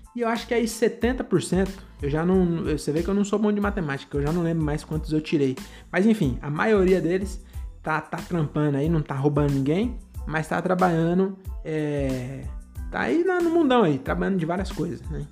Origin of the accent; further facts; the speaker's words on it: Francisco Morato, São Paulo, Brazil; now in Cajamar, Brazil; eu nasci e cresci é, em Morato, né? Francisco Morato